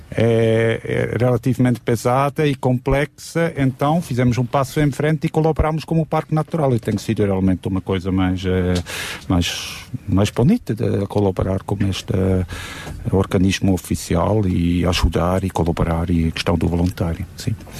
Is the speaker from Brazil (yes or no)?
no; Switzerland; now in Sintra, Portugal; Eu que sou da Suíça